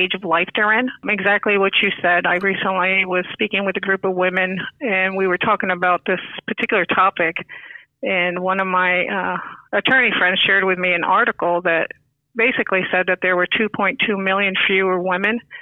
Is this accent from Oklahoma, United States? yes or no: no; New York, United States; now in Florida, United States; I am originally from New York